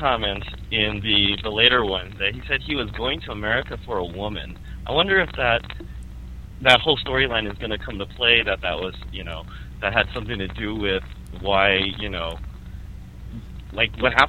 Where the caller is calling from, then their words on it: Los Angeles, California, United States; Los Angeles, California.